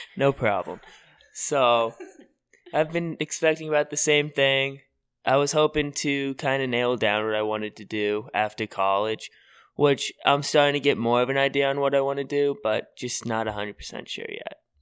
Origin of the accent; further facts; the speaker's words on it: Edwardsville, Illinois, United States; I grew up in Edwardsville, Illinois